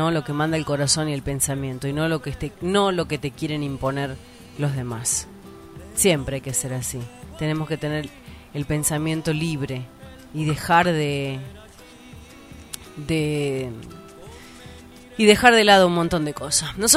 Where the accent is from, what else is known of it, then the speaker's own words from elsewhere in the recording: Argentina; Porque tengo esa esperanza como {S4} argentino.